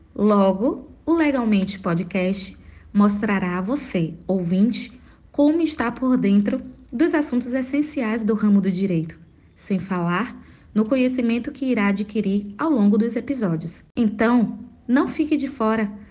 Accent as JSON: {"language": "Portuguese", "town": "Salvador", "region": "Bahia", "country": "Brazil", "said": "sou de Salvador, Bahia"}